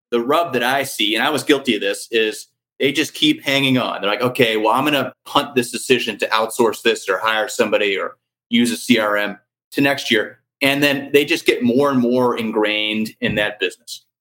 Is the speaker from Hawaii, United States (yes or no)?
no; St. Louis, Missouri, United States; I grew up in St. Louis